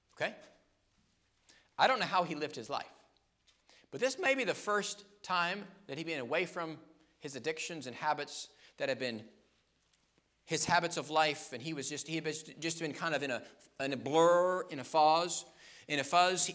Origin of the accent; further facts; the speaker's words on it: United States; we as American people